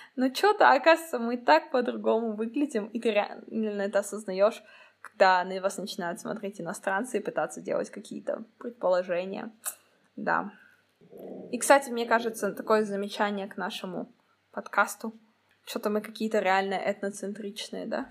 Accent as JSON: {"language": "Russian", "country": "Kazakhstan", "said": "казашка, как я должна выглядеть, как смугленькая казашка"}